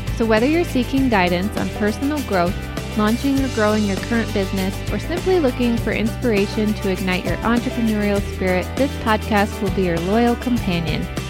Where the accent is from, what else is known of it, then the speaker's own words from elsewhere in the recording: Colorado, United States; born and raised in Colorado